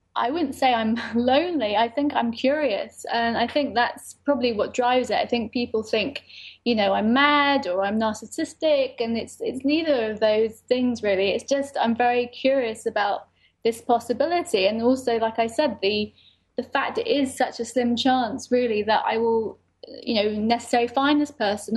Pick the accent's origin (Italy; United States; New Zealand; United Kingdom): United Kingdom; I'm British Lebanese